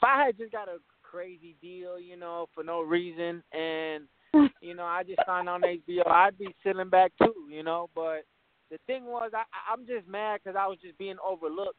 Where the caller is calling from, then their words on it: Florida, United States; I'm calling from Florida.